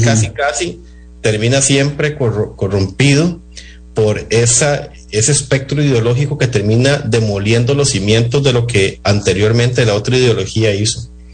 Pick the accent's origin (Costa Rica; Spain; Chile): Costa Rica; Nosotros como costarricenses